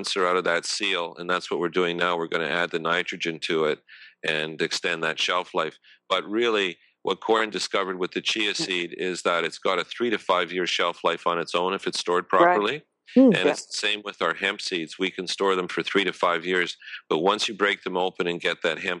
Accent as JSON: {"language": "English", "town": "Montreal", "region": "Quebec", "country": "Canada", "tie": "born or raised there", "said": "I grew up outside of Montreal, and apple orchards were next door"}